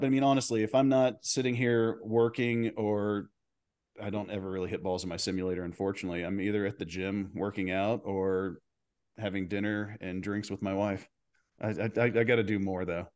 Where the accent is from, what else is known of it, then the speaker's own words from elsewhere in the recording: Dallas, Texas, United States; I grew up in Dallas